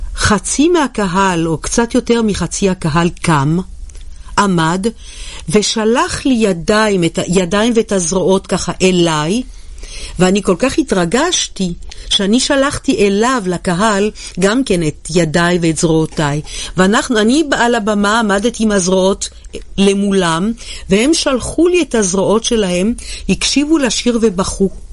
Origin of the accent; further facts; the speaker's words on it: Jerusalem, Jerusalem District, Israel; ירושלים זאת העיר שבה נולדתי